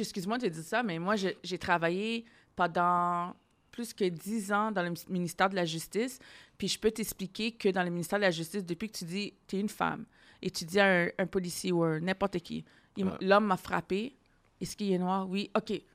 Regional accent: Ottawa, Ontario, Canada; now in Montreal, Canada; je viens d'Ontario, hein, je viens d'Ottawa

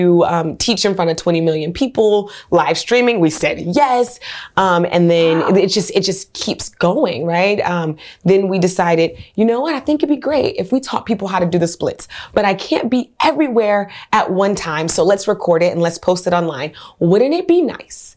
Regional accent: Oakland, California, United States; also born or lived in New Orleans; I'm from Oakland, California, West Oakland

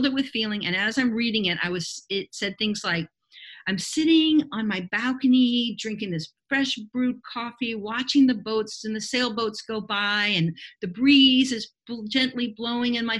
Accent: Miami, Florida, United States; moved away as an adult; now in Belize; I'm from Miami originally.

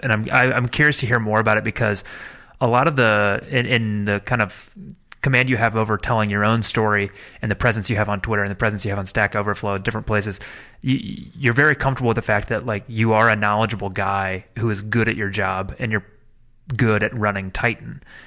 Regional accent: Midwest, United States; moved away; I come originally from the Midwest, from Midwestern people

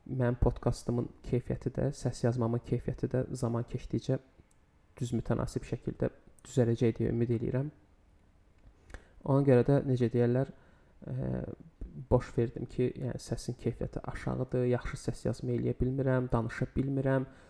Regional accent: Baku, Azerbaijan; 26 yaşım var. Bakıda yaşayıram. Bakıda da doğulmuşam.

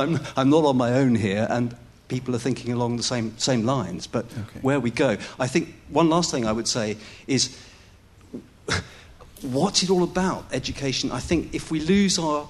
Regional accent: England, United Kingdom; I'm English, so I'm speaking from the UK perspective

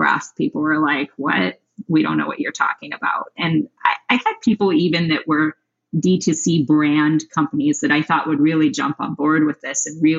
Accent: Denver, Colorado, United States; also born or lived in New York; now in Los Angeles, United States; I'm from Denver. And then I moved

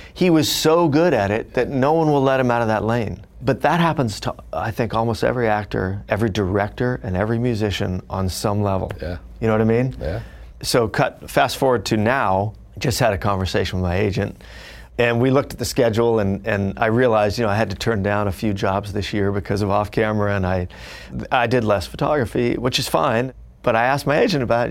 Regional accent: Fullerton, California, United States; growing up, I grew up in Fullerton, California

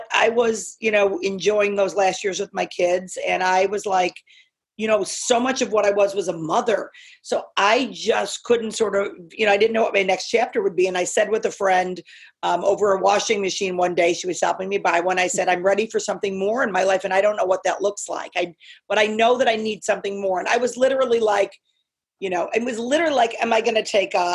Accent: Chicago, Illinois, United States; also born or lived in Northern California; Born, raised, bred. Yeah. I mean, I grew up in the suburbs

